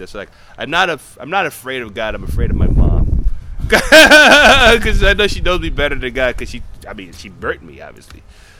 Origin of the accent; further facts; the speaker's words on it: United States; when you're a black person growing up in America